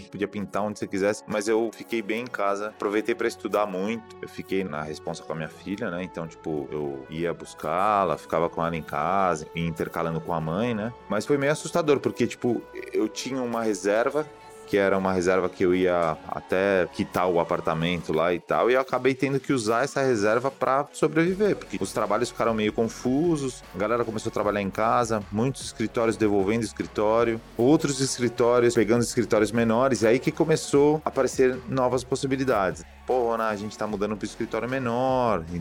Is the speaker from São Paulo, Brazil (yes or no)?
yes; São Paulo, Brazil; eu sou da Moca, é um bairro da Zona Leste tradicional